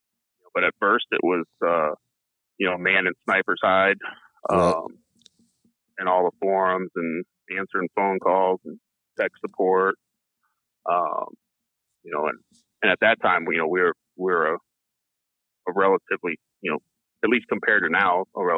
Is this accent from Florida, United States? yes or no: yes; Florida, United States; growing up in Florida, you didn't really worry about them then either.